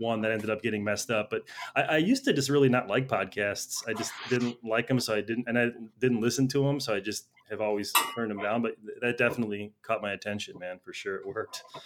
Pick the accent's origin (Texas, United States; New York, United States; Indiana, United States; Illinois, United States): Illinois, United States; Chicago; moved away as an adult; now in Los Angeles, United States; I'm from Chicago originally. I moved to L A about ten years ago.